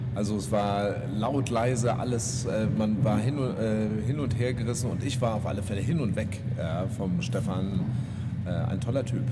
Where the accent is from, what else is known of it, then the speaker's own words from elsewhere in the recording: Potsdam, Brandenburg, Germany; moved away; ich komme ja aus Potsdam